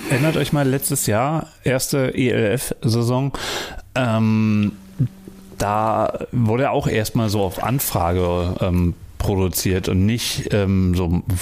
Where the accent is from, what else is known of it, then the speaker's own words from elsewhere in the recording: Berlin, Germany; Ich bin Berliner.